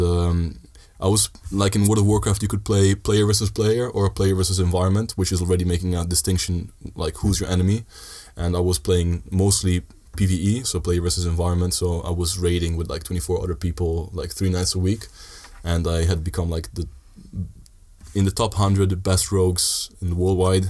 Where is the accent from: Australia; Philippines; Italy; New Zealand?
Italy; Sardinia; moved away as an adult; also born or lived in Netherlands; I lived in Italy most of my life